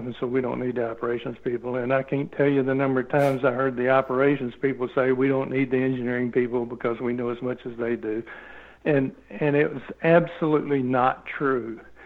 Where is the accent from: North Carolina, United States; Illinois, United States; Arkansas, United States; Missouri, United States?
Arkansas, United States; I grew up in Arkansas